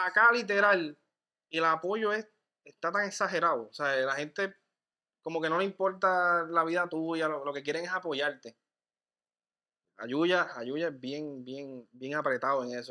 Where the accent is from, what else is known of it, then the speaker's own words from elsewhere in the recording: Utuado, Puerto Rico; also born or lived in San Juan metro area; Realmente yo amo mi pueblo. Amo mi pueblo, pero no tanto.